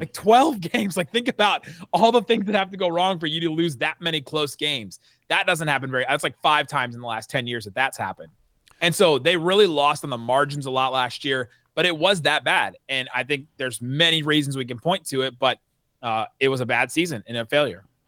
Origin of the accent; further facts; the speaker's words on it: Cincinnati, Ohio, United States; now in Dallas, United States; I grew up in Cincinnati